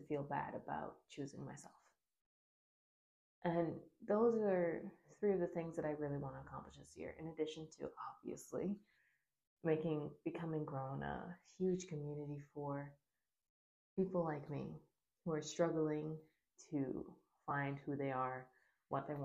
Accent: Bahamas; I grew up in the Bahamas

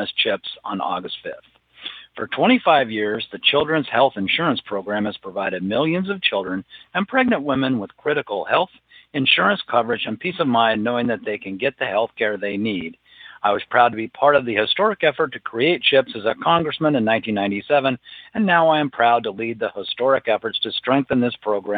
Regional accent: Florida, United States; My home state of Florida

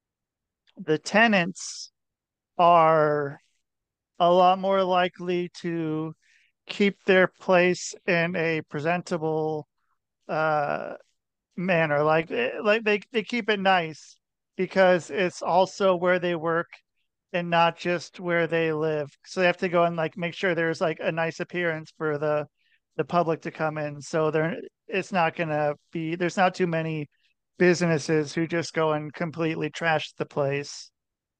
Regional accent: Portland, Oregon, United States; now in Connecticut, United States; I'm from Portland, Oregon

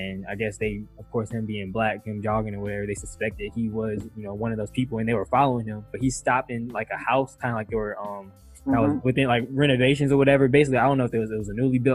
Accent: Atlanta, Georgia, United States; I'm a Metro Atlanta City kid

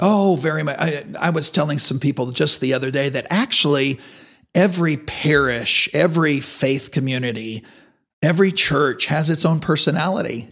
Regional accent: Amarillo, Texas, United States; I grew up in Amarillo, uh, in the Ridgecrest area

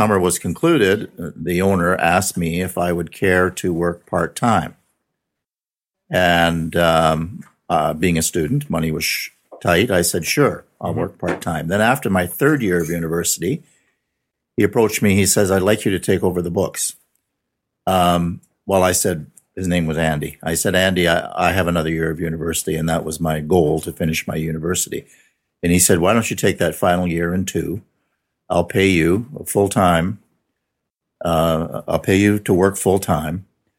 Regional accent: Milestone, Saskatchewan, Canada; born or raised there; also born or lived in Regina

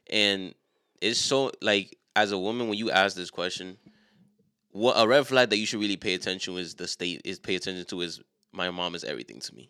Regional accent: New York City, New York, United States; us being from a city like New York

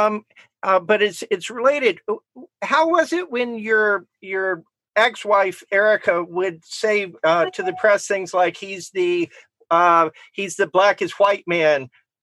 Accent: Richmond, Virginia, United States; I grew up in Richmond, Virginia

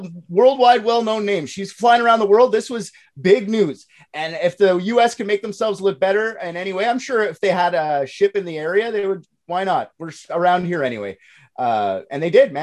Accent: Canada; I'm Canadian

